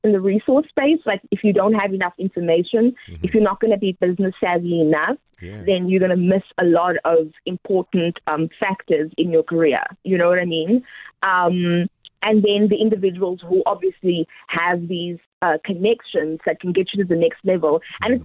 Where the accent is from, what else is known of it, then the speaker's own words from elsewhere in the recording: Gqeberha, Eastern Cape, South Africa; moved away as an adult; also born or lived in Pretoria; now in Johannesburg, South Africa; I grew up in Boysens Park, moved to the Burbs